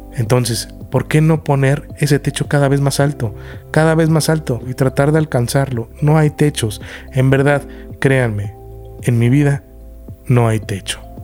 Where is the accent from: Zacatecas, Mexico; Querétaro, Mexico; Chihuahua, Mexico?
Querétaro, Mexico; moved away; also born or lived in Mexico City; De niño, cuando yo en Querétaro, nos íbamos a San Miguel de Allende o a Tequisquiapan y montaba caballos